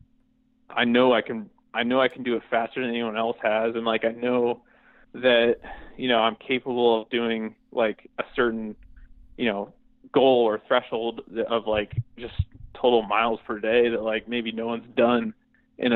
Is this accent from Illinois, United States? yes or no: no; Boone, Iowa, United States; my hometown again in Boone, like in the center of the state